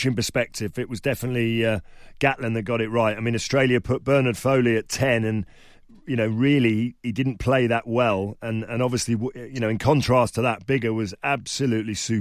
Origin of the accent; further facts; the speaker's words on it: England, United Kingdom; as an Englishman